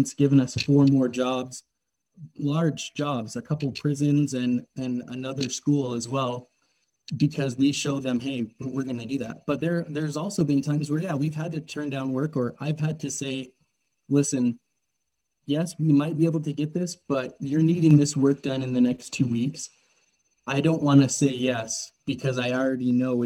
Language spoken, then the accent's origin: English; Tucson, Arizona, United States; I'm from Tucson, Arizona. I grew up there